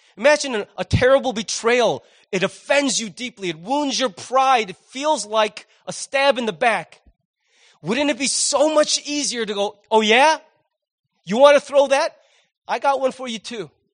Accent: United States; as an American

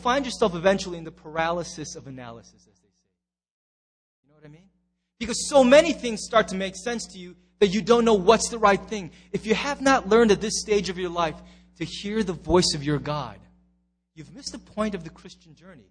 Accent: United States; as an American.

